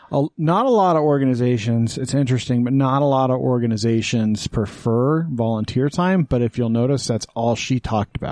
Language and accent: English; Texas, United States; now in Utah, United States; I was born in Texas